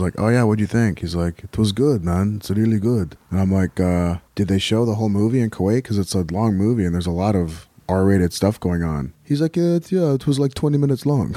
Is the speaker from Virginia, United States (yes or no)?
no; Riverside, California, United States; also born or lived in Helwan, Egypt; now in Los Angeles, United States; I was raised in California. Uh, I'm actually, I'm originally from Egypt, a small town outside of Cairo called Halawan. My father immigrated to the U S when I was a month old, nineteen seventy. So, uh, we grew up in, uh, Riverside, California